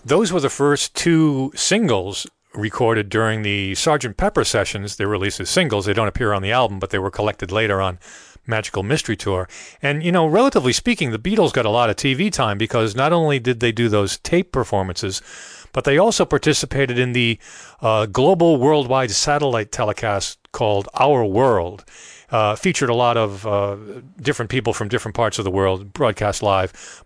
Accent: Rhode Island, United States; I grew up in Rhode Island, not far from Newport.

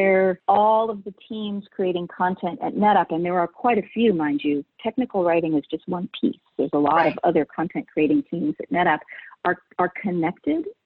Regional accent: Northern California, United States; I grew up in Northern California, and I love Northern California, and I still live in Northern California

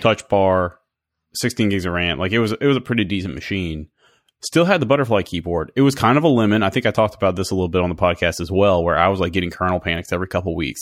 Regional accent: Baton Rouge, Louisiana, United States; moved away as an adult; I took a job back in my hometown of Baton Rouge

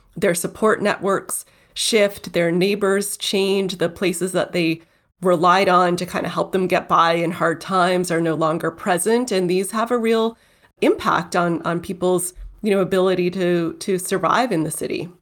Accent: Toronto, Ontario, Canada; Toronto. That's my hometown

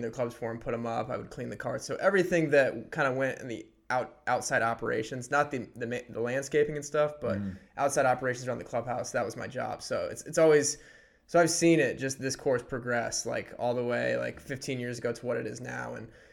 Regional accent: Warsaw, Indiana, United States; moved away; my hometown of Warsaw, Indiana

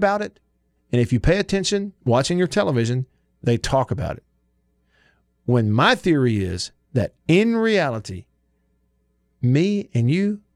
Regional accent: the South, United States; I grew up in Baptist churches in the South

